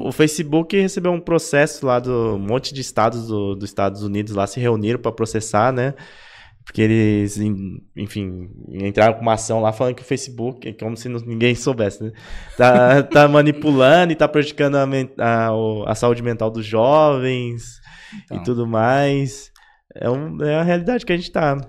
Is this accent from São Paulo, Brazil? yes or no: yes; São Paulo, Brazil; Eu também sou de Itaquera, é fundão também aqui da, da Zona Leste